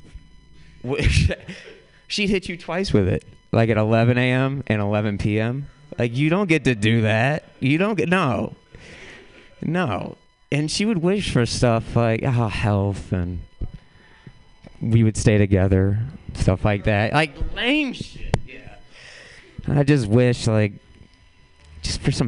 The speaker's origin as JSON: {"language": "English", "town": "St. Louis", "region": "Missouri", "country": "United States", "moved": "yes", "said": "I'm from St. Louis originally"}